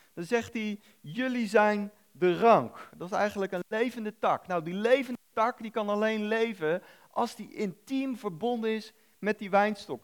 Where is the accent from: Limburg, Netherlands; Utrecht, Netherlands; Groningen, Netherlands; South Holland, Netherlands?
South Holland, Netherlands; The Hague; moved away; ik kom oorspronkelijk uit Den Haag tegen het Westland aan